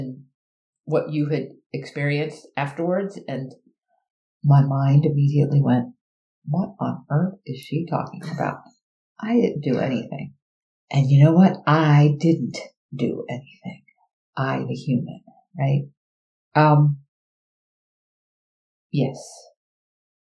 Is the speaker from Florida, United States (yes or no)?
yes; Miami, Florida, United States; I was raised in Miami